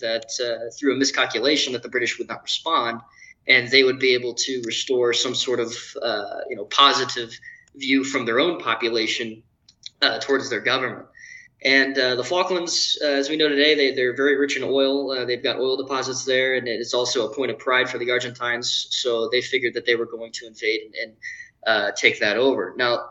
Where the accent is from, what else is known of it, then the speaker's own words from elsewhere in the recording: Dayton, Ohio, United States; as a kid, you know, growing up in Dayton, Ohio